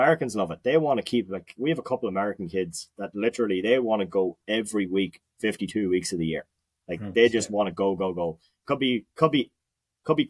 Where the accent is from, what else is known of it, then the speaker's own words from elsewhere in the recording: Ireland; moved away as an adult; now in United States; as an Irish person